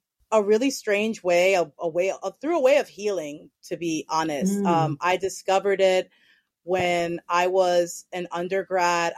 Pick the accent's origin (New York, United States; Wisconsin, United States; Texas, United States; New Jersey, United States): New York, United States; New York City; also born or lived in Eugene, Oregon; I was born and raised in New York City. I have lived here my entire life except for a year and a half that I lived in Eugene, Oregon when I was 13